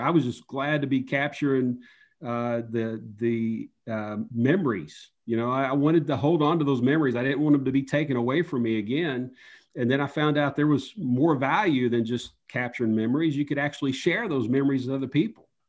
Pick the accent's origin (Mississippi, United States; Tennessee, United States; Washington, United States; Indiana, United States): Tennessee, United States; Upper East; moved away; I grew up in Upper East Tennessee, near the borders of Tennessee, Virginia, and North Carolina, kind of in the mountains